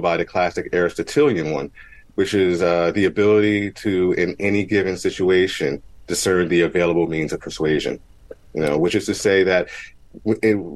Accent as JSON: {"language": "English", "town": "Mount Holly", "region": "New Jersey", "country": "United States", "tie": "born or raised there", "said": "I grew up in Mount Holly, New Jersey, technically East Hampton, but we share a zip code"}